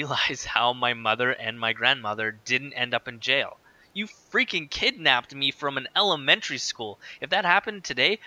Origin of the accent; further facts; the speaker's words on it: Winnipeg, Manitoba, Canada; I grew up in North Kildonan, so right where I am right now, basically.